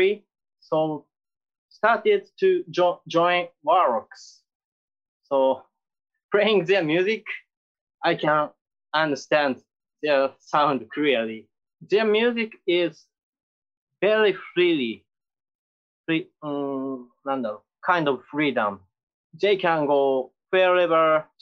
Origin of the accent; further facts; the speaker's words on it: Japan; English is a second language; When I was high school, in my hometown, there is a clothes shop named Jack Store.